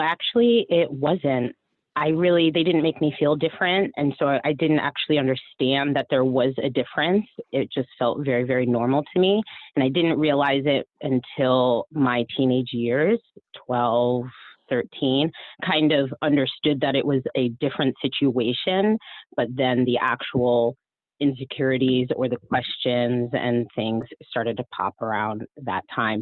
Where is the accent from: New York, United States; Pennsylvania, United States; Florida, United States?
Florida, United States; Miami; I was born in Miami